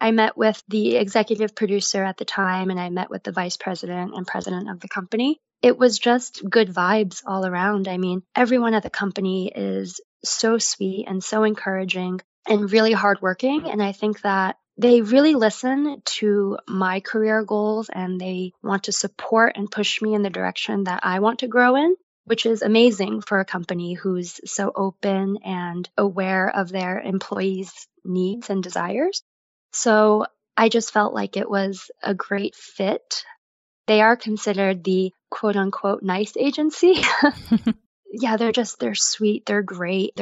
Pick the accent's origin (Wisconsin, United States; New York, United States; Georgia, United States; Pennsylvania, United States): New York, United States; moved away as an adult; also born or lived in Paris; I'm originally born and raised in New York.